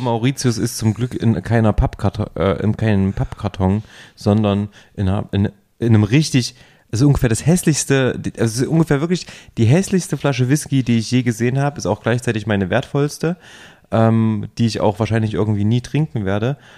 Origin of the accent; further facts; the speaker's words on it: near Jena, Thuringia, Germany; moved away; in meiner Heimatregion in der Nähe von Jena